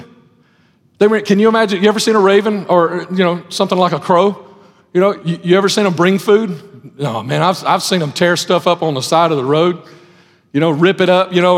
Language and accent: English; Lipscomb, Alabama, United States; I grew up in Lipscomb back when Lipscomb was a good place to grow up in.